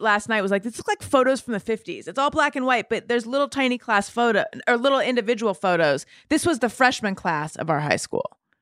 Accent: Orange County, California, United States; also born or lived in New York City; now in Los Angeles, United States; I'm from here originally, from Orange County, Northern California, then Orange County

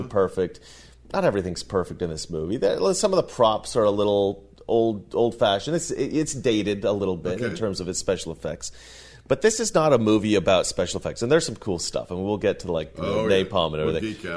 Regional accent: Oregon, United States; we grew up in Oregon

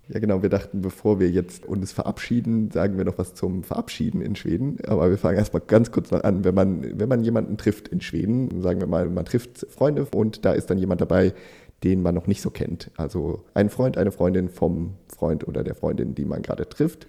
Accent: Germany; als Deutscher

